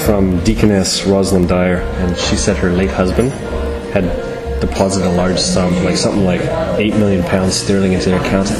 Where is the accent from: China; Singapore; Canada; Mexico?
Canada; now in New Zealand